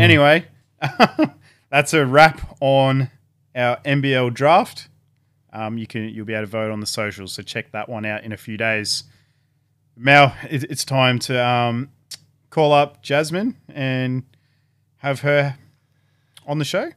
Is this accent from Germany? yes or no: no; Gosford, New South Wales, Australia; also born or lived in Batemans Bay; I spent about eight years growing up in Gosford and Bateman's Bay.